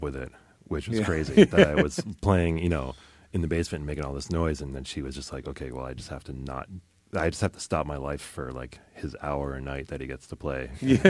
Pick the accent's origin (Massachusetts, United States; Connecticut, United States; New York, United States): Connecticut, United States; In Connecticut.